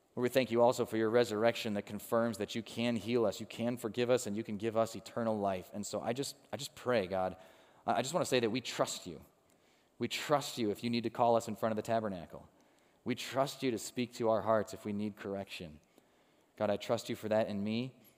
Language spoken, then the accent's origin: English; Chicago, Illinois, United States; now in Cincinnati, United States; when I was growing up in Chicago